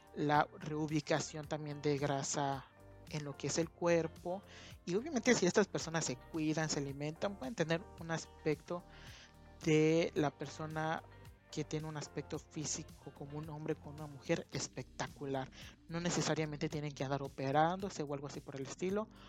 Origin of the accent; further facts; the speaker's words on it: Mexico; como mexicanos nos sentimos muy, muy pero muy orgullosos